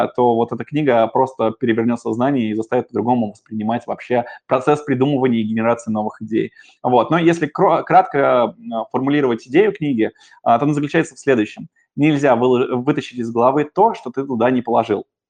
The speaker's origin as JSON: {"language": "Russian", "region": "Moscow", "country": "Russia", "tie": "born or raised there", "said": "я коренной москвич"}